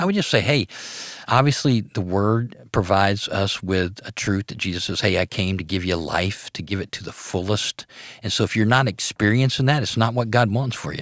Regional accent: Arcadia, Louisiana, United States; I grew up in North Louisiana in a little town called Arcadia.

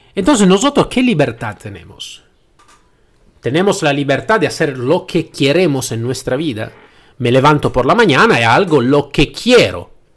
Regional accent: Italy; Spanish is a second language; moved away as an adult; now in Spain; Yo soy nacido en Italia. Y como podéis escuchar bien al mi acento, no soy nacido en España y no hablo eh, el, el, madre idioma del, del, castellano.

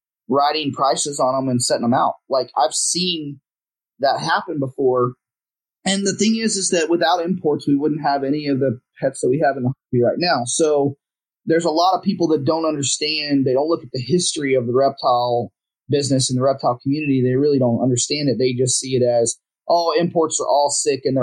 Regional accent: Houston, Texas, United States; moved away as an adult; now in Dallas, United States; I'm born, I'm from here. I'm from Houston area, but I live in Dallas now.

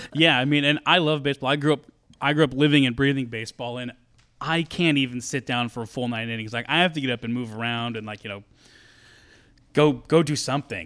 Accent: Eastern Oregon, United States; the team I was on from Eastern Oregon were just like a bunch of little tiny towns that made up our, our Tri-County All-Star team

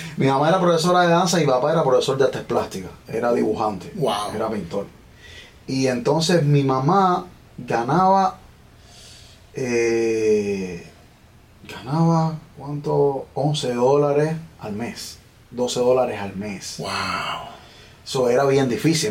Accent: Villa Clara, Cuba; moved away as an adult; now in United States; Bueno, yo soy cubano. Nací en la provincia de Villa Clara, en la parte central de Cuba. Y de allá vengo.

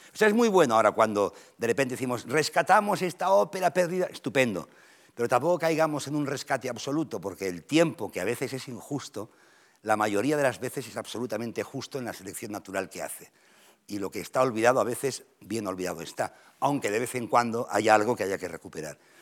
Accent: Catalonia, Spain; yo soy catalán

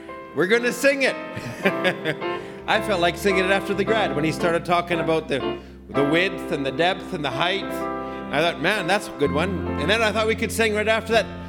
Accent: Alberta, Canada; also born or lived in Ottawa; I'm from Alberta. I'm a redneck

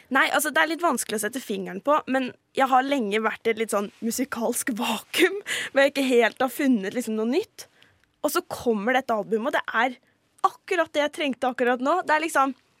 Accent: Halden, Østfold, Norway; moved away; har jeg måttet dra til min hjemby Halden

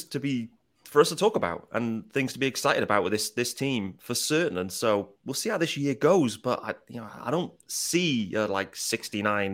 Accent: Liverpool, North West England, United Kingdom; I was born in Liverpool

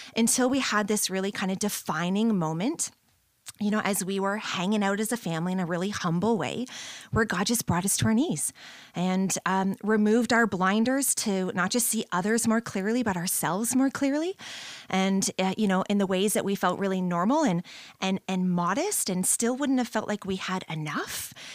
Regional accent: St. Catharines, Ontario, Canada; moved away as an adult; now in London, Canada; I was born and raised here in Saint Catharines.

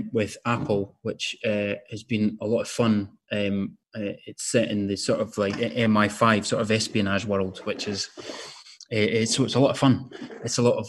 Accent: Scottish Borders, Scotland, United Kingdom; moved away; I'm from the Scottish Borders, which is sort of rugby country.

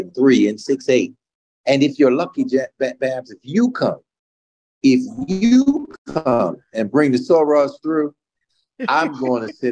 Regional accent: Mississippi, United States; born there; now in New Haven, United States; Uh, my parents were music teachers. They're from Mississippi. I was born in Mississippi.

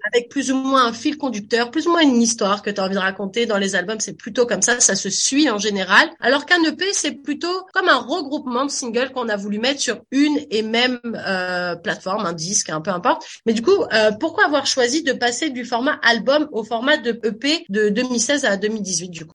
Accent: France; moved away; quand j'étais petite en France avec ma maman

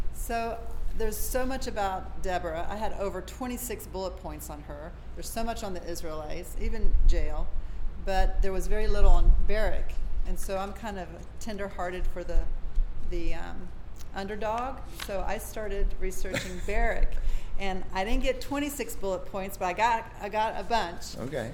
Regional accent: Gainesville, Florida, United States; I was born and raised in Gainesville, Florida.

